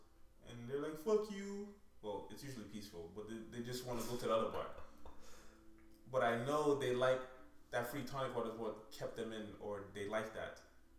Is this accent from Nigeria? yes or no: yes; Nigeria; moved away; also born or lived in Canada; I grew up in Nigeria, right? And the plan was always to move to the US.